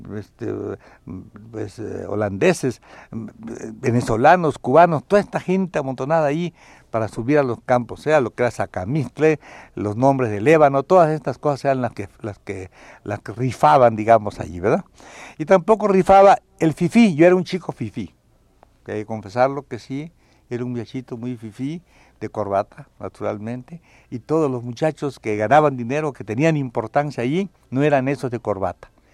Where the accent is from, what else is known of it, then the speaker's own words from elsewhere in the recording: southeast Mexico, Mexico; moved away; also born or lived in Tampico; Yo conocía lo que es mi pueblo, lo que es la parte del sureste